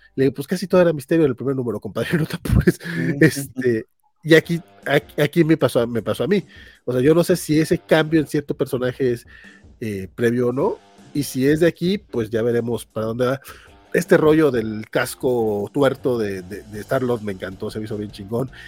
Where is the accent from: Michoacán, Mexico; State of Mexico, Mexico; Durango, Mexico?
Durango, Mexico; soy de Durango